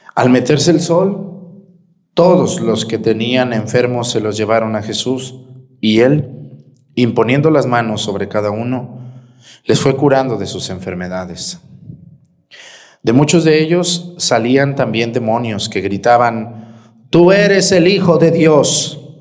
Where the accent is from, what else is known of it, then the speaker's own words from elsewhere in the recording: Mexticacán, Jalisco, Mexico; mi pueblo Mestigacán